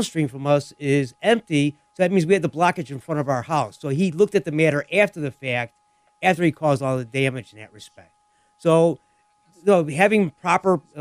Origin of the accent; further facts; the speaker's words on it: Lemont, United States; my hometown of Lamont